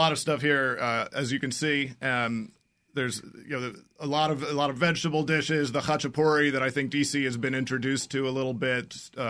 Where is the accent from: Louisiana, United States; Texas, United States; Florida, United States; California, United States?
Florida, United States; also born or lived in Russia; now in Washington, D.C., United States; growing up in Florida next to our Georgia.